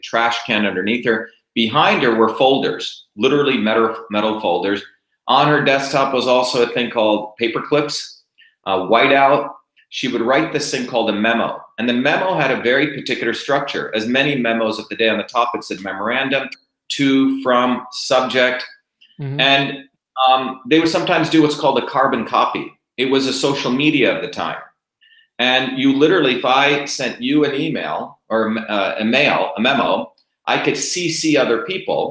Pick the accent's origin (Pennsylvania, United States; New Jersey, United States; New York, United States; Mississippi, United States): New Jersey, United States; Bombay, India; also born or lived in Mumbai, India; I grew up in Bombay as a young kid, but I also grew up in a deep village.